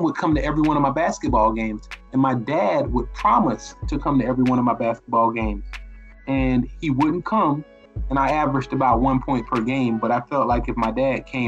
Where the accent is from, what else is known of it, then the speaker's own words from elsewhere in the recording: Riviera Beach, Florida, United States; also born or lived in Tallahassee, Florida; I am originally from Riviera Beach, Florida. I'm a native of Palm Beach County. I currently live in West Palm Beach